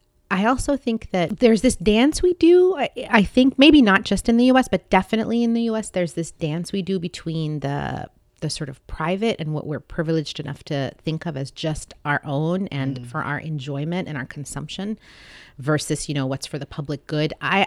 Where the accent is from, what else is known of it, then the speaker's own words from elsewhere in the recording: Saudi Arabia; also born or lived in Seattle, United States; So I was born in Seattle, but my parents are from other countries. Mm. And then a large part of my childhood was spent in a third country, Saudi Arabia.